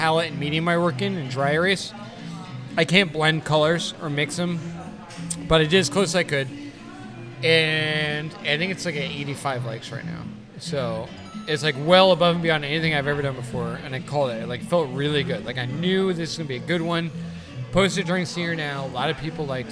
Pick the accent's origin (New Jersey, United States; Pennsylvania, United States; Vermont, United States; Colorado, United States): New Jersey, United States; Asbury Park; I'm from Asbury and I make art